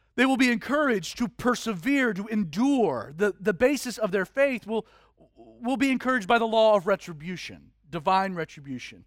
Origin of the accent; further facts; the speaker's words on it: Georgia, United States; being born and raised in Georgia is that you're forced into Atlanta Hawks and Falcons